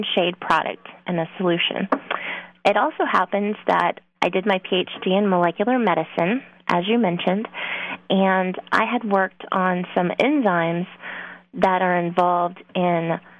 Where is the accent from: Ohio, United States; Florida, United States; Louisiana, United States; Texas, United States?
Texas, United States; moved away as an adult; I am from Texas originally. I grew up there 26 years of my life